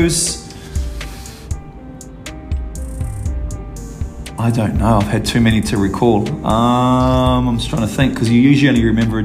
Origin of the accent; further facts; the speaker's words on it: Ruawai, Northland, New Zealand; moved away; I am from a small town in New Zealand called Ruawai, and it is in the top part of the North Island of New Zealand